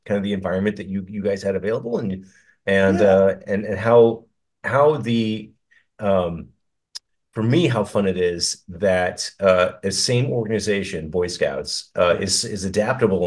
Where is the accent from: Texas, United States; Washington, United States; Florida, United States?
Washington, United States; Olympic National Park; also born or lived in Alaska; I grew up in the Olympic National Park